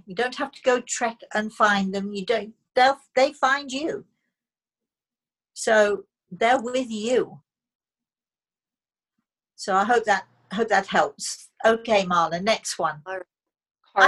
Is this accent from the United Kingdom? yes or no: yes; United Kingdom; I'm British